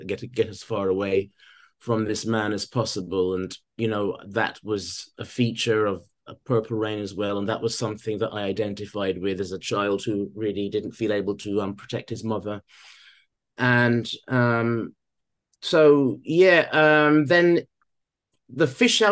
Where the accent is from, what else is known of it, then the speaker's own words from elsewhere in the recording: Guyana; now in United Kingdom; I lived in my mother's country, but I wasn't of my mother's country, and so I observed from the outside. And Christianity became a security blanket whilst I was living there